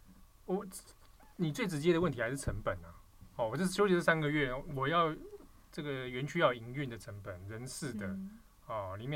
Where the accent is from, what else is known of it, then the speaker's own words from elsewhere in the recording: Taiwan; 那即便我们台湾这边或其他地方，